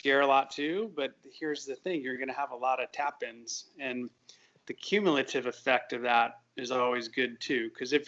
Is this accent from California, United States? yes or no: yes; Northern California, United States; now in Texas, United States; I grew up in California, Northern California